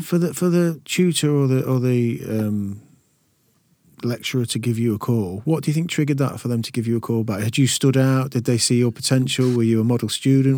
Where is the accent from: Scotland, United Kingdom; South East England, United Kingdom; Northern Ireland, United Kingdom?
South East England, United Kingdom; Maidenhead; I was born in Tupelo in Maidenhead